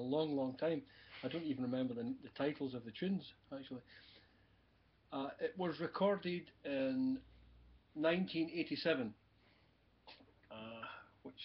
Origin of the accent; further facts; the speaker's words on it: Glasgow, Scotland, United Kingdom; also born or lived in Paisley / Blackburn, West Lothian; I was originally born in Paisley, which is to the west of Glasgow. I was mainly brought up in the Glasgow area